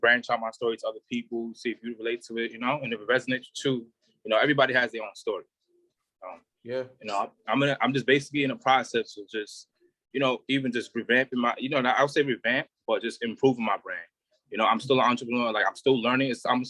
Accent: New York City, New York, United States; I'm from Brooklyn, New York, born and raised and you know, one of the like Brownsville and stuff like that.

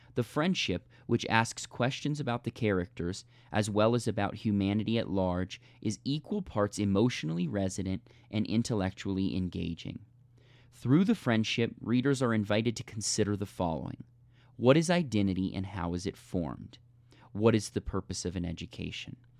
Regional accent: United States; we as American speakers and readers

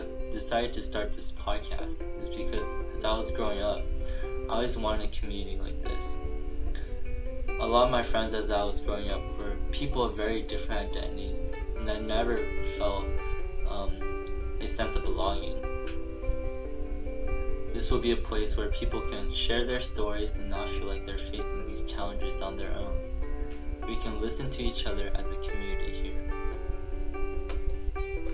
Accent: California, United States; California ASA in my home state

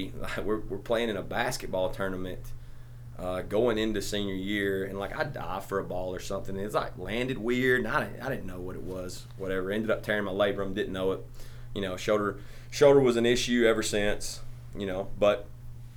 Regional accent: Crossville, United States; I'm from Crossville, so I'm from right down the road from here

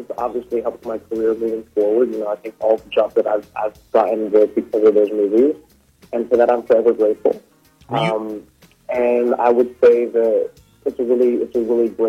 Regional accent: Oahu, Hawaii, United States; moved away as an adult; now in Brooklyn, United States; I grew up in Oahu. I was there my whole life, and I moved away when I was 18.

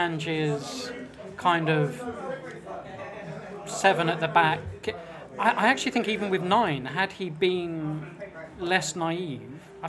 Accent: London, United Kingdom; I was born and raised in Kentish Town.

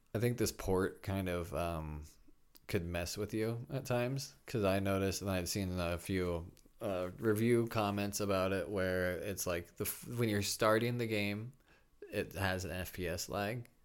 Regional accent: Midwest, United States; I'm a kid from the Midwest.

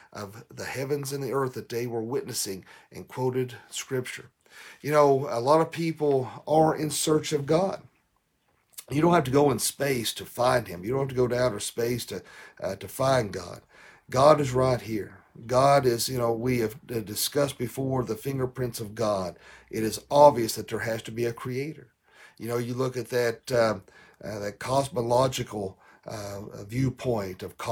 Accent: the South, United States; I'm from the South.

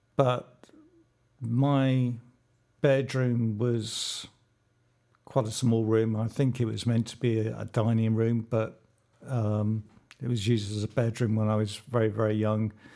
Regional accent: London, United Kingdom; I was born in London at King's College Hospital.

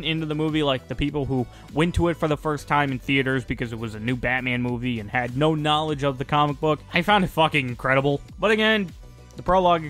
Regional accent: United States; as an American

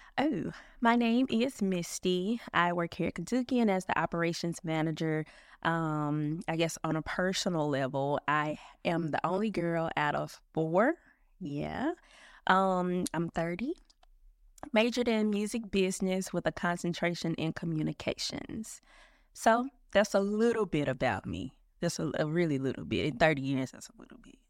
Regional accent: Memphis, Tennessee, United States; also born or lived in Philadelphia; I'm from Memphis. I'm from Memphis. I've, uh, spent one year away from Memphis. That was when I was in the ninth grade

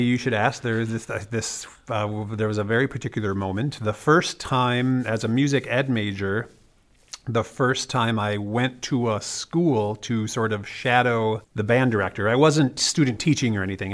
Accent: Wisconsin, United States; moved away; I'm from Wisconsin

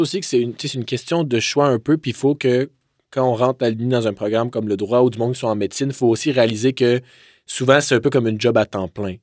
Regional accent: Drummondville, Quebec, Canada; moved away as an adult; now in Quebec City, Canada; je viens originellement de Drummondville, donc je suis venu à Québec pour mes études.

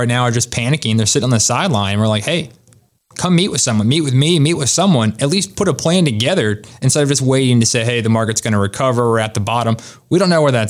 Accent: Raleigh, North Carolina, United States; I was born and raised in Raleigh. I've been here most of my life.

